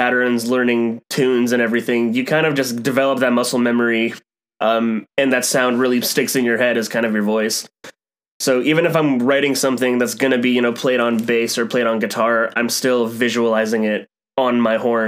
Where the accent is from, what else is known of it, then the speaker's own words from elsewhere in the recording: Las Vegas, Nevada, United States; I grew up in Vegas. I did pretty much all of my schooling here. Spare like the first little bit of elementary school. My dad was in the military, so we moved around a little bit.